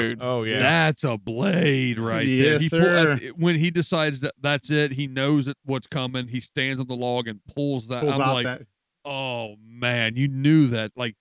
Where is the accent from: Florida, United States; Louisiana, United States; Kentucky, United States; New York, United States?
Kentucky, United States; I'm from Kentucky